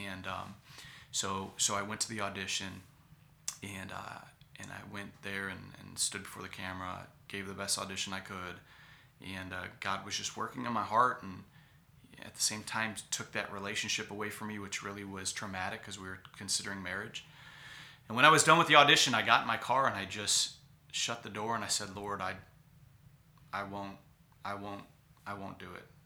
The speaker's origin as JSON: {"language": "English", "town": "Cleveland", "region": "Ohio", "country": "United States", "tie": "born or raised there", "also_born_or_lived": "California", "moved": "as an adult", "said": "my hometown, which is Cleveland"}